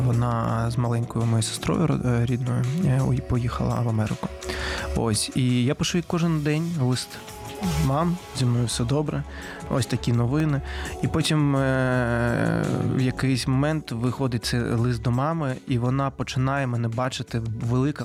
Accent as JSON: {"language": "Ukrainian", "town": "Simferopol", "region": "Crimea", "country": "Ukraine", "moved": "yes", "said": "я сам із Сімферополя, це столиця Криму."}